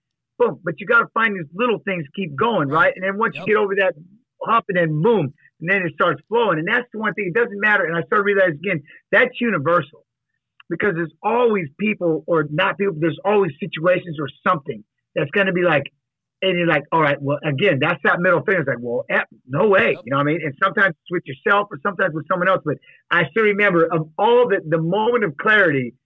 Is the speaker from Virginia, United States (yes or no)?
no; Seattle, Washington, United States; moved away; also born or lived in Iowa; I'm from Seattle